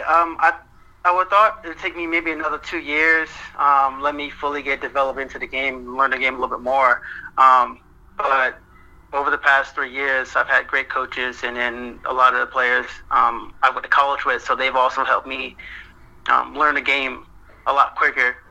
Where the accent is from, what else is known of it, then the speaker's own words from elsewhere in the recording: St. Petersburg, Florida, United States; moved away; I'm originally from St. Petersburg, Florida